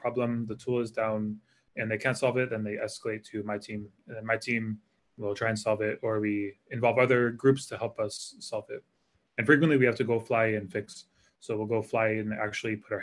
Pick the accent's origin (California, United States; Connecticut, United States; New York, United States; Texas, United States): Connecticut, United States; moved away as an adult; also born or lived in Hawaii / San Francisco; now in Singapore; I grew up in Connecticut, and I assumed I would live in Connecticut